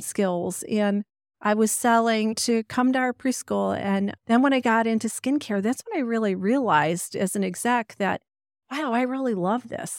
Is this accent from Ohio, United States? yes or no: yes; Ohio, United States; also born or lived in Pennsylvania; I was born in Pennsylvania, but lived in Ohio since the age of four